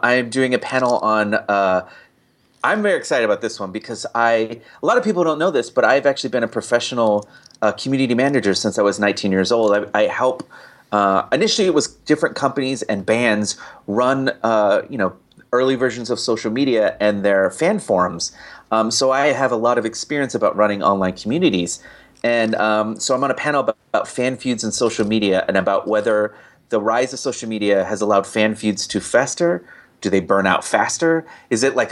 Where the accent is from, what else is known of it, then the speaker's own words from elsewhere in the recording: Riverside, California, United States; I was born down in Riverside, California